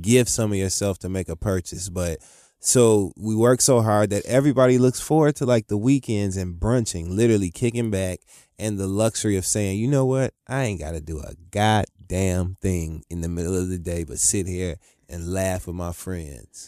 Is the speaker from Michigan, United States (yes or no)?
yes; Michigan, United States; moved away as an adult; now in New York, United States; I'm from Michigan, so it's not a very, you know, walkable place.